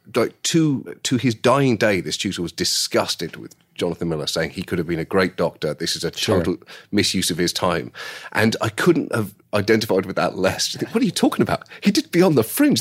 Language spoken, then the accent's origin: English; United Kingdom; as a British person